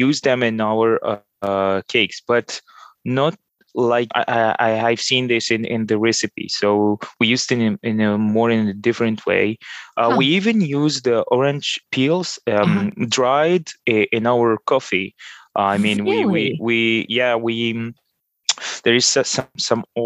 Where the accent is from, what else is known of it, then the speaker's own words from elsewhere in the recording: Tunis, Tunis Governorate, Tunisia; first language Arabic; English is a second language; now in Paris, France; I was born and I was raised in Tunis